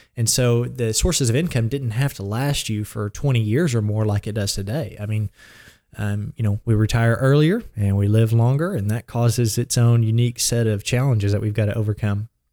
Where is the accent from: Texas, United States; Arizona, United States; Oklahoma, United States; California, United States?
Oklahoma, United States; Blanchard; I grew up in Blanchard or really the Bridge Creek area on a small farm, and I've lived there since I was three.